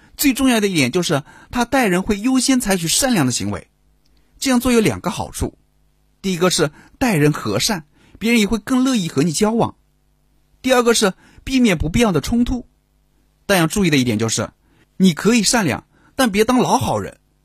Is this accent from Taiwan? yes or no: no; China; 我们中国人